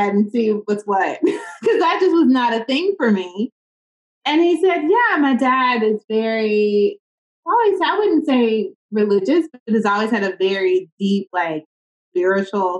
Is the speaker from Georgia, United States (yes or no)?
yes; Atlanta, Georgia, United States; Born and raised in Atlanta, grew up here